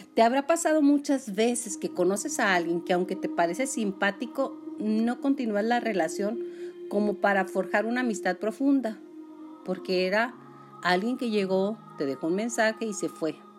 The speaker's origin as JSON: {"language": "Spanish", "town": "Julimes", "region": "Chihuahua", "country": "Mexico", "tie": "born or raised there", "said": "mi pueblo, que es Julime"}